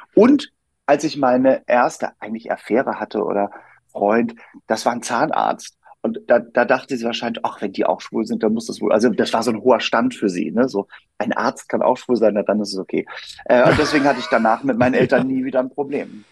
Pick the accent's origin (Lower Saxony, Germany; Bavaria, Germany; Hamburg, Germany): Hamburg, Germany; moved away as an adult; now in Berlin, Germany; ich wohne in Berlin und bin in Hamburg aufgewachsen